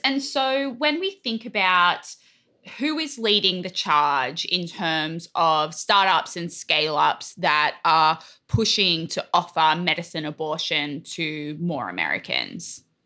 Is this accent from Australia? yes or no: yes; Australia; now in United States; as an Australian